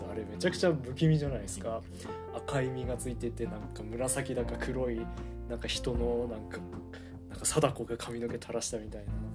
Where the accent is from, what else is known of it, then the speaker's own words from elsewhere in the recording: Ishikawa, Fukushima, Japan; also born or lived in Hida; 僕の地元石川町の沢田っていう地区